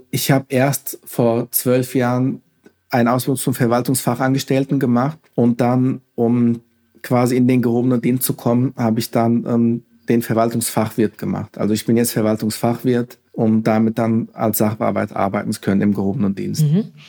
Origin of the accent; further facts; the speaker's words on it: Hesse, Germany; Mit dem Land Hessen, also das ist meine Heimat. Ich bin hier geboren, aufgewachsen